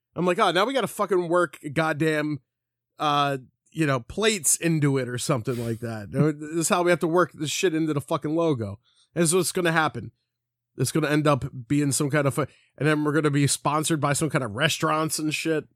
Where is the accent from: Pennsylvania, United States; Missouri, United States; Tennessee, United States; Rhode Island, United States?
Pennsylvania, United States; Philadelphia; we're, we're from Philly.